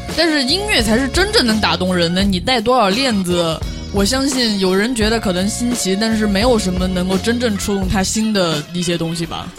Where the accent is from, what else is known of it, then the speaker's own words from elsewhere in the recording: Chengdu, Sichuan, China; 我作为一个四川人，成都地区来的人